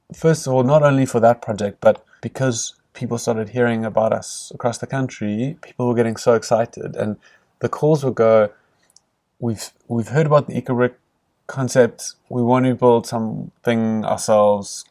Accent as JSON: {"language": "English", "town": "Cape Town", "region": "Western Cape", "country": "South Africa", "tie": "born or raised there", "said": "I grew up in, in the leafy suburbs of Cape Town"}